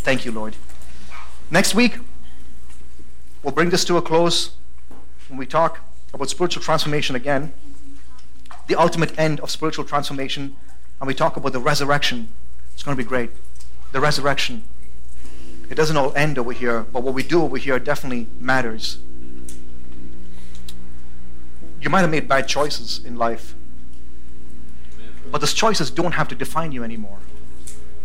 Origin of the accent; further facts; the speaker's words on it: United States; I am American